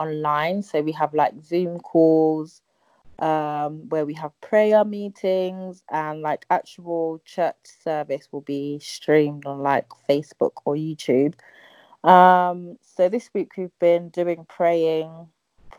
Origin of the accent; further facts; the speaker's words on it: London, United Kingdom; I live in London. I'm from Ghana. Born and bred in London, but I consider myself Ghanaian.